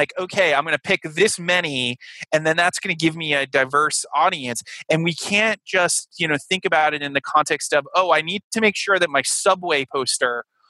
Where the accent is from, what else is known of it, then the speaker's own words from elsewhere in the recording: Rhode Island, United States; I was coming from Rhode Island and, I was lucky enough to not have the Peter Griffin accent that, some of my colleagues from Rhode Island, had, because I had had all the theater training